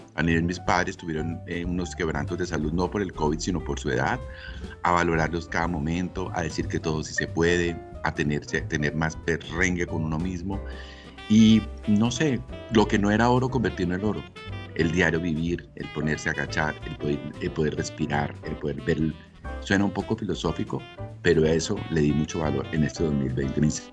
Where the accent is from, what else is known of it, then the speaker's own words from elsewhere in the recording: Ibagué, Tolima, Colombia; moved away; yo soy de Ibagué, de la ciudad musical de Colombia. Mis padres son de Ibagué también.